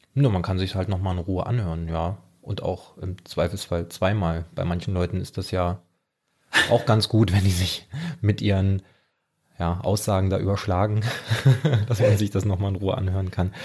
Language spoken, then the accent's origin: German; Germany; bei uns in Deutschland